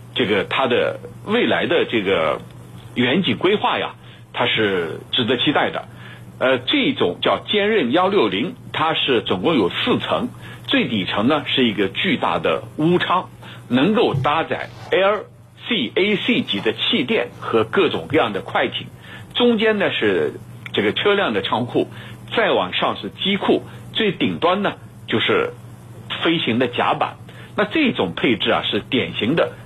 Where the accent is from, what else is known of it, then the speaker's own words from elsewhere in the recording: China; 我们中国人这个都很清楚